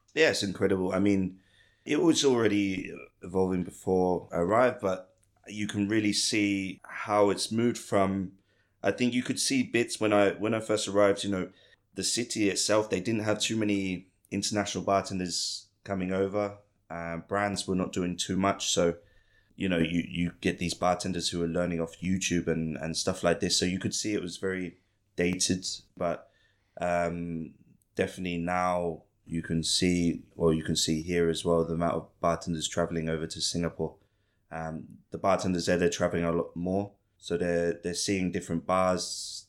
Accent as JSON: {"language": "English", "town": "Ipswich", "region": "East of England", "country": "United Kingdom", "tie": "born or raised there", "also_born_or_lived": "London", "moved": "yes", "lives_now": "Bangkok, Thailand", "said": "Ipswich, my hometown"}